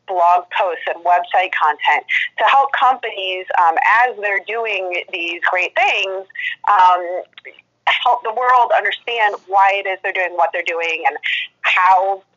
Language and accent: English; St. Louis, Missouri, United States; also born or lived in East Coast; I am in St. Louis, Missouri, mostly born and raised here in the Midwest